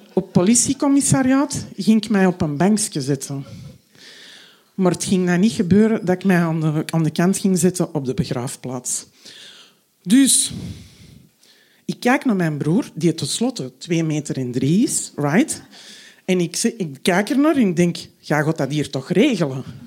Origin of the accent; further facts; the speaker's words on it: Antwerp, Flanders, Belgium; Ik ben half Marokkaans, maar zo Belgisch, of beter gezegd zo Antwerps als maar zijn kan